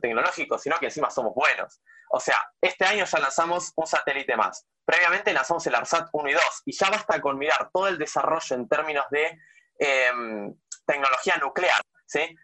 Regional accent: Argentina

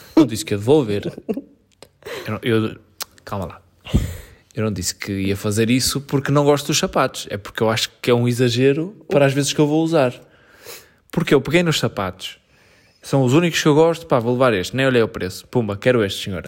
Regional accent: Portugal; Não sou inglês, amigo, sou português.

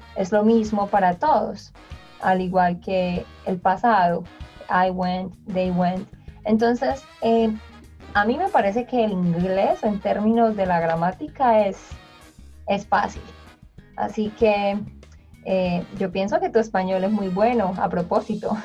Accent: Colombia; yo soy colombiana

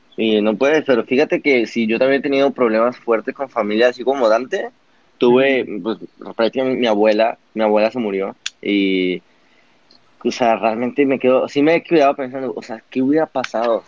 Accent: Papantla, Veracruz, Mexico; also born or lived in Puebla / Monterrey; Yo soy de Papantla, de un pueblo en Veracruz

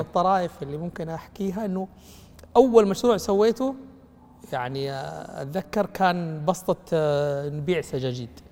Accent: Mecca, Makkah Province, Saudi Arabia; انا مولود في مكه يعني تمام مدينه رواد الاعمال

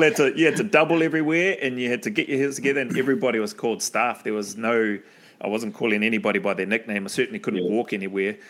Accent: New Zealand; moved away; I'm from New Zealand.

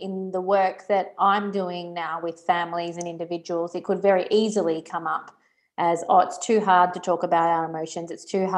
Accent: Geelong, Victoria, Australia; moved away as an adult; also born or lived in Singapore / Melbourne, Australia; now in Italy; I grew up in Geelong, big streets, easy parking, moved to Singapore

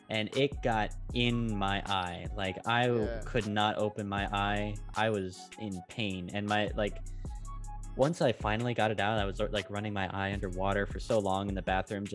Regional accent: United States; now in Netherlands; I'm American.

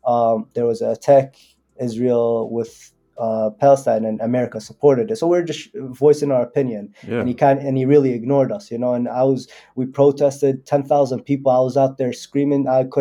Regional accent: Yemen; my people in Yemen. I'm from Yemen, but they're having one of the worst humanitarian crises in the world.

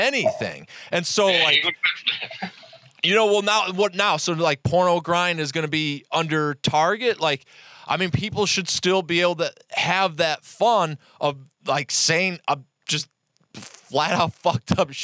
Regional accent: Cleveland, Ohio, United States; I'm from Cleveland, Ohio

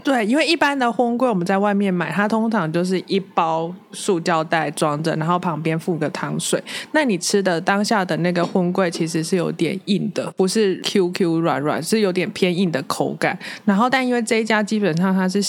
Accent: Taichung, Taiwan; 我自己也是台中人

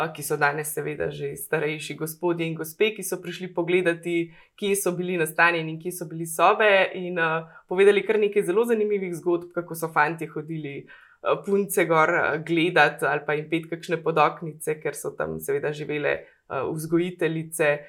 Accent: Logatec, Inner Carniola–Karst, Slovenia; moved away as an adult; now in Idrija, Slovenia; prihajam iz Logaca, eh, pa počasi eh, lahko mogoče že rečem, da ponosno postajam tudi idrka.

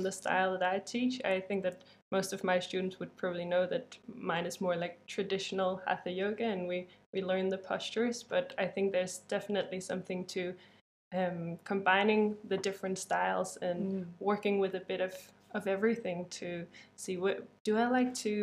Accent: Denmark

